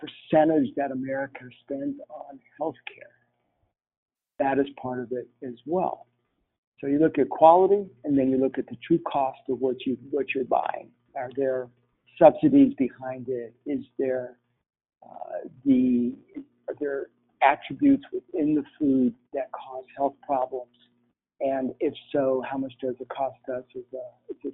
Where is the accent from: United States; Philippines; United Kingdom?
Philippines; moved away; As a kid, I grew up in the Philippines